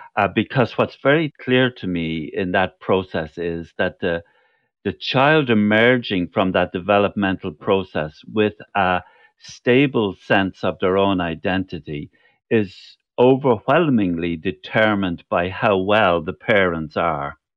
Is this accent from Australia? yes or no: no; Cork, Munster, Ireland; there were two other people from Cork